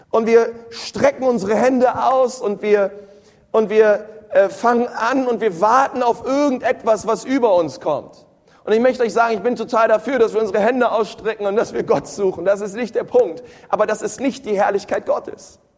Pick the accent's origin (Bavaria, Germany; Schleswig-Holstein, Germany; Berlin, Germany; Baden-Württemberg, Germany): Berlin, Germany; Ich war früher immer in der Sonntagsschule. Ich bin in Berlin groß geworden, in einer Ortsgemeinde.